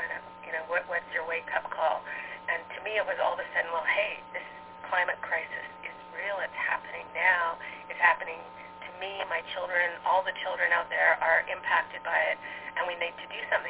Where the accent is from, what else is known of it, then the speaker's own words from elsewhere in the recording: Alberta, Canada; moved away as an adult; now in New York City, United States; I'm Canadian and American. I live in New York City now, but grew up in Alberta, Canada